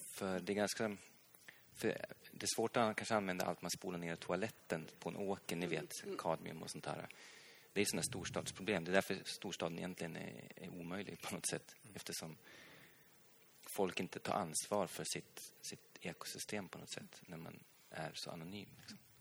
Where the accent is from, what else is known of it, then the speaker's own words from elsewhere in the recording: Hälsingland, Gävleborg County, Sweden; also born or lived in Stockholm; jag kommer själv från, från Hälsingland